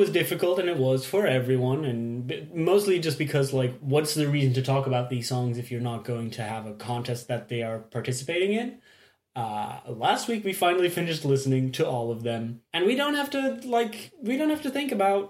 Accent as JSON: {"language": "English", "country": "Belgium", "said": "we are from Belgium."}